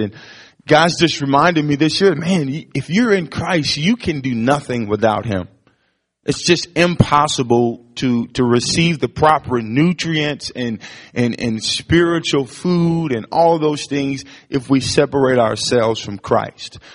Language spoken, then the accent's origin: English; East St. Louis, Illinois, United States; I grew up in East St. Louis, Illinois, which was 10 times worse than Ferguson